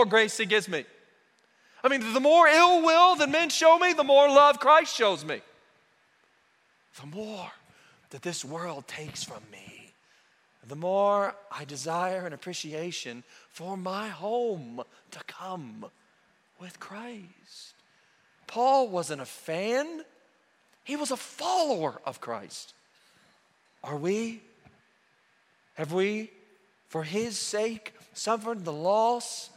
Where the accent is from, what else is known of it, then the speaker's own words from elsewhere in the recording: Oklahoma, United States; moved away as an adult; also born or lived in Roswell, New Mexico; We grew up in Oklahoma, God's country